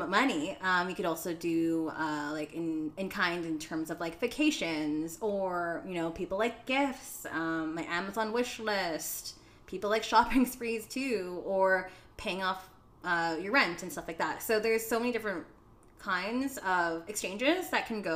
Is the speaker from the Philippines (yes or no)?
yes; Philippines; I'm Filipino. And in the Philippines, we have like papaya soap